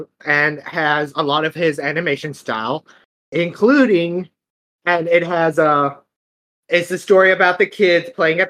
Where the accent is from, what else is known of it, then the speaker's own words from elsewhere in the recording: United States; we're American